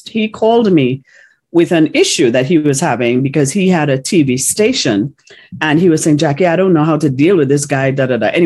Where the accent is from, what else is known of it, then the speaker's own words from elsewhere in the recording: Ocala, Florida, United States; He said, because I'm from Ocala, Florida.